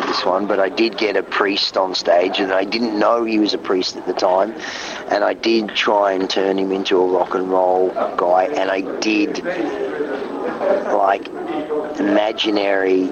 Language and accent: English; Australia; being Australian, we drive, that's what we do.